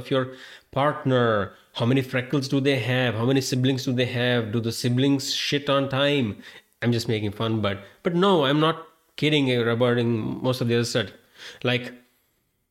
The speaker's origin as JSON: {"language": "English", "country": "India", "tie": "born or raised there", "moved": "yes", "said": "I am an Indian-born Hindu guy"}